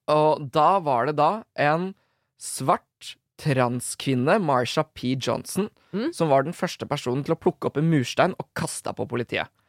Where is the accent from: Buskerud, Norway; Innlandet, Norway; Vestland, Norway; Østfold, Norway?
Buskerud, Norway; Drammen; jeg er fra Drammen